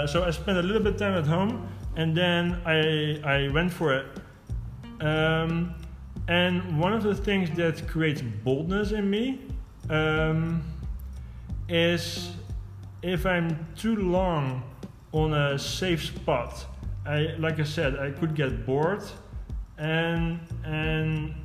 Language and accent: English; Eindhoven, North Brabant, Netherlands; moved away as an adult; stuck in my hometown, basically in Eindhoven